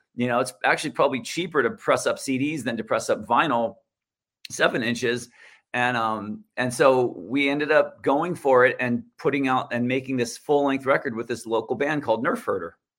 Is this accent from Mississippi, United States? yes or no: no; Santa Barbara, California, United States; community college in my hometown in Santa Barbara.